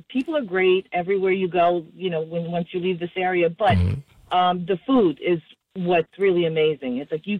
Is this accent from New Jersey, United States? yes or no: yes; North Bergen, New Jersey, United States; now in Bayville, United States; I'm originally from North Bergen.